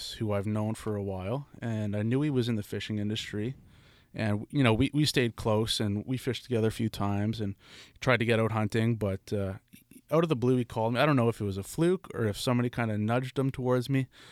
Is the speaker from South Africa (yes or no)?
no; Chelsea, Quebec, Canada; Born and raised in Chelsea